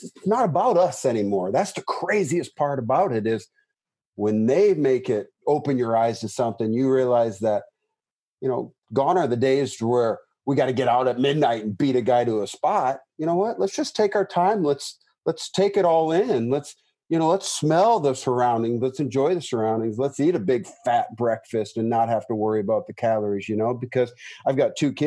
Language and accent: English; United States; I grew up in the Mississippi